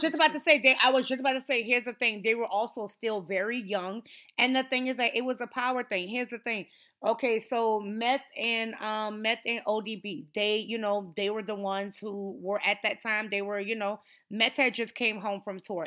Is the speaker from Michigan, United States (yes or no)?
no; New Orleans, Louisiana, United States; I am from New Orleans